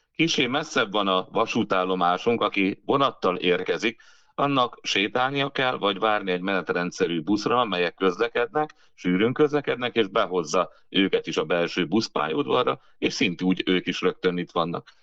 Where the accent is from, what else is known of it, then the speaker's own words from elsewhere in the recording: Jász-Nagykun-Szolnok, Hungary; itt voltunk, a magyarság, jászok, mi elfelejtettük a nyelvet